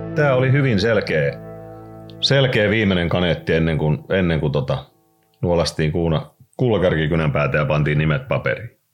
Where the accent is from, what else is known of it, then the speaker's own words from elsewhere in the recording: Raisio, Southwest Finland, Finland; also born or lived in United States; me tultiin sieltä Jenkeistä takaisin sitten Raisioon siinä 60-luvun puolivälissä